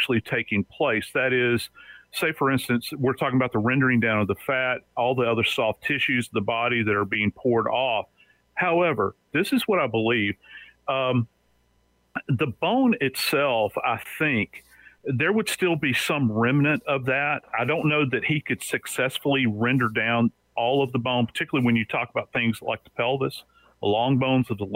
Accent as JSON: {"language": "English", "town": "New Orleans", "region": "Louisiana", "country": "United States", "moved": "yes", "said": "I'm from New Orleans originally."}